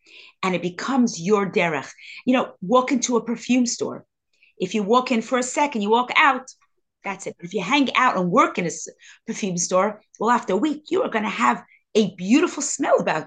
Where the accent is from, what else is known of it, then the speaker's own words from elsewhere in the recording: New York City, New York, United States; I grew up in Crown Heights